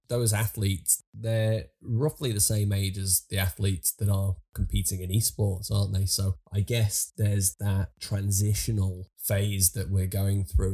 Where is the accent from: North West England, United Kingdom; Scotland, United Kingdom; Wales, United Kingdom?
North West England, United Kingdom; Liverpool; a lad from from Liverpool